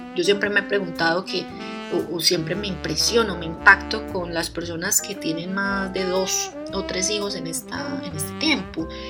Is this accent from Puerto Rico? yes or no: no; Colombia; yo vengo de Colombia, en Colombia tenemos un dicho